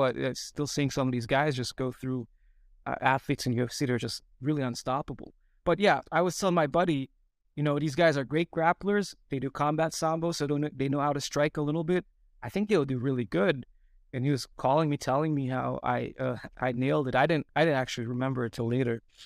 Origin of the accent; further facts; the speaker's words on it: Antalya, Turkey; moved away as an adult; also born or lived in United States; I grew up in Turkey. I was, uh, born in U S. Um, we, but we moved to Turkey for good when I was, uh, seven years old, and we stayed there